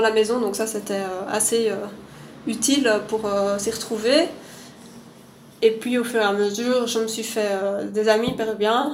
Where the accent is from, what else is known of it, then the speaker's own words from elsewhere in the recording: Louvain-la-Neuve, Wallonia, Belgium; also born or lived in Lima; now in Brussels, Belgium; je viens de Belgique, de Louvain-la-Neuve plus exactement, qui est une, ville euh, un peu au sud de Bruxelles.